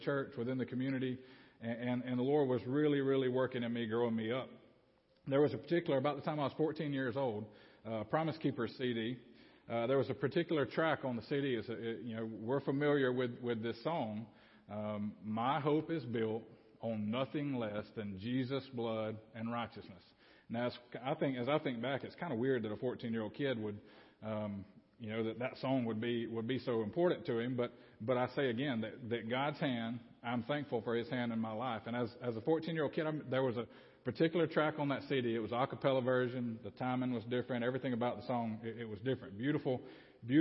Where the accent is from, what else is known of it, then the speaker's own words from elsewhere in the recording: Babbie, Alabama, United States; also born or lived in Opp, Alabama; grew up in Babby